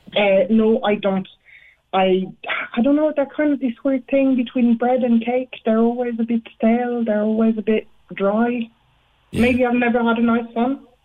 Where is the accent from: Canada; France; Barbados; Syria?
France; now in Ireland; I come from France